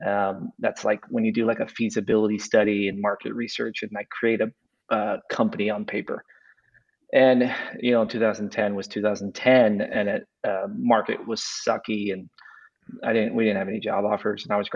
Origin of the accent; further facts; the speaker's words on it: Las Vegas, Nevada, United States; moved away as an adult; also born or lived in Provo, Utah; now in Kansas City, United States; I'm originally from Las Vegas. Lived there for 23 years until I guess 25 years until I went and started going to college. I went to UNLV in Las Vegas for a little bit, and then I transferred to BYU.